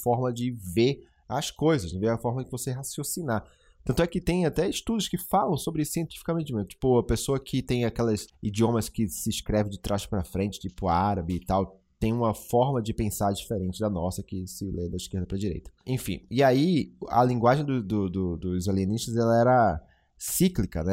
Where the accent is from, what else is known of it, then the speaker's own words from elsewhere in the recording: Brazil; eu sendo brasileiro